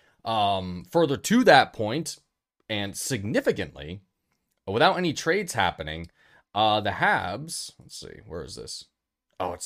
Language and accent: English; United States; I was born in the United States of America